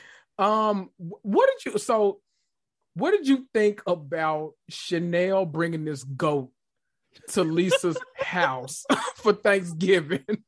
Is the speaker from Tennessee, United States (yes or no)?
yes; Memphis, Tennessee, United States; accent: country; I'm from Memphis